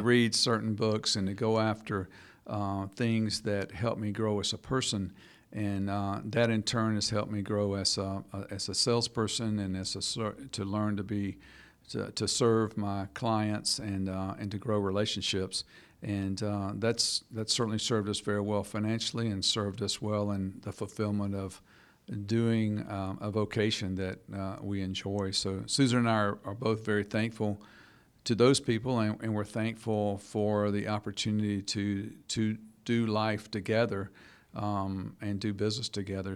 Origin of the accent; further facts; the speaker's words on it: Buena Vista, Georgia, United States; moved away as an adult; also born or lived in Gwinnett County, Georgia; now in Jackson County, Georgia, United States; I'm from just north of Americus, Georgia. Buena Vista is a little town I'm from